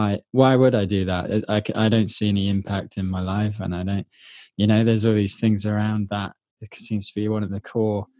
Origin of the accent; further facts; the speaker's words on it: United Kingdom; I grew up in Britain